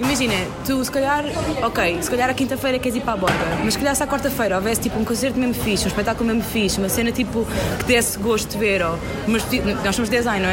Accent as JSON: {"language": "Portuguese", "town": "Tomar", "region": "Santarém District", "country": "Portugal", "moved": "as an adult", "lives_now": "Aveiro, Portugal", "said": "não sou de Aveiro, vivo cá há 6 anos, sou de Tomar"}